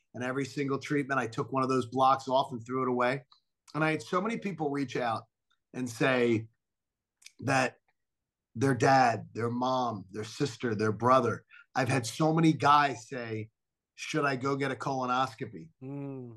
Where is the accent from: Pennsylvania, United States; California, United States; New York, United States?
Pennsylvania, United States; Philadelphia; moved away as an adult; also born or lived in Atlanta; being home in my hometown, being amongst my childhood friends